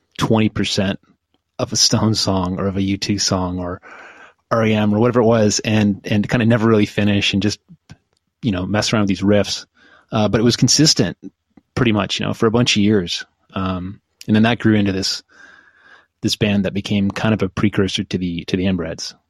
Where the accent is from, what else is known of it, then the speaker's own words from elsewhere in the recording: Oshawa, Ontario, Canada; I grew up in Oshawa